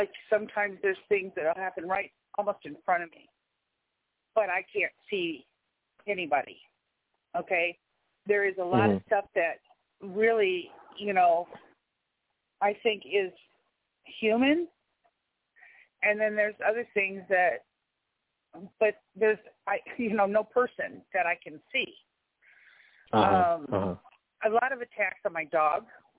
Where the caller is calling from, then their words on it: New York, United States; I'm in New York